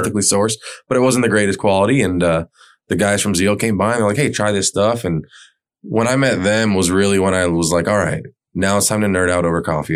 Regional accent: Pembroke Pines, Florida, United States; moved away as an adult; I grew up in Pembroke Pines

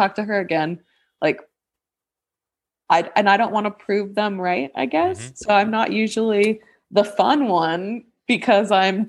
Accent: New Zealand; I'm from New Zealand, so.

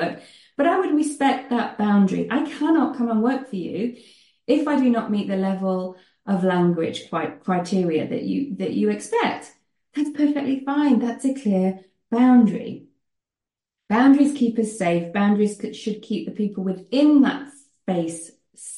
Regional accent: United Kingdom; moved away as an adult; now in Netherlands; you may gather from my accent that I am British, but I live in the Netherlands

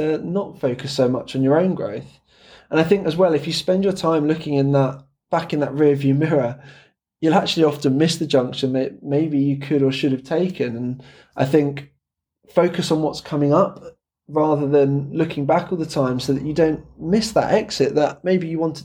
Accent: England, United Kingdom; I'm English, so I'll speak the Queen's English

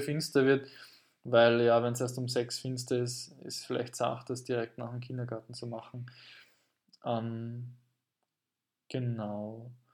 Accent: Carinthia, Austria; ich komme aus Kärnten

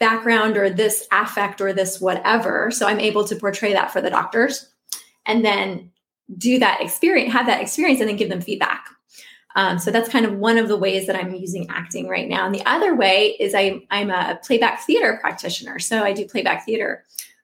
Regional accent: Omaha, Nebraska, United States; now in Arlington, United States; I'm originally from Omaha, Nebraska. So I'm, you know, a Midwesterner at heart

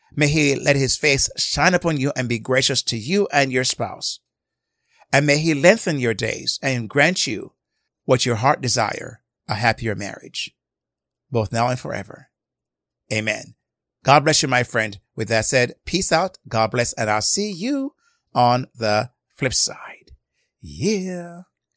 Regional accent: Jamaica; I grew up in Jamaica

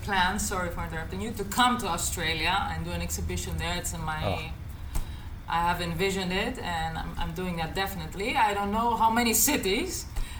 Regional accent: Nuremberg, Bavaria, Germany; born there; I was born in Nuremberg, I don't know how it's pronounced correctly in English.

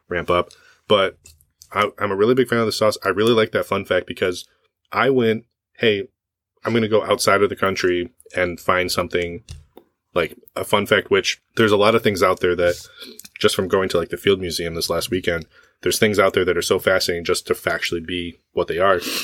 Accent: West Michigan, United States; I was born in Michigan.

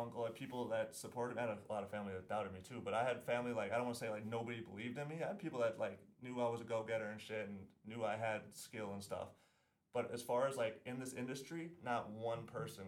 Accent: Wisconsin, United States; I'm from Wisconsin

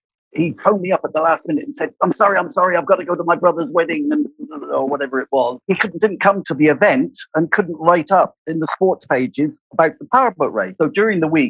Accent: Cornwall, South West England, United Kingdom; accent: West Country; moved away as an adult; also born or lived in Abu Dhabi; I'm from England. English people will recognize that I have a West Country accent. I'm actually from Cornwall.

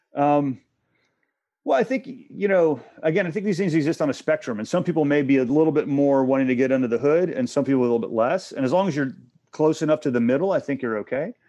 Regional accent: Texas, United States; moved away as an adult; also born or lived in Asia / Hong Kong; I'm from Texas

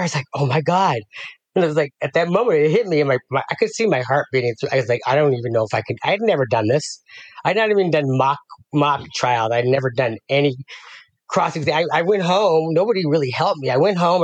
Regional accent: Las Vegas, Nevada, United States; moved away as an adult; also born or lived in Denver, Colorado; now in San Ramon, United States; raised in Las Vegas

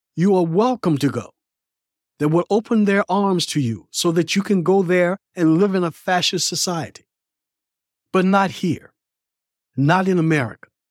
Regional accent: United States

